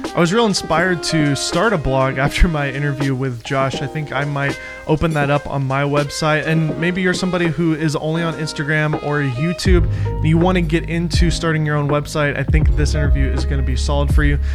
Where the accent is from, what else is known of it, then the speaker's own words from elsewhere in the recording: Nashville, Tennessee, United States; now in California, United States; I'm from Nashville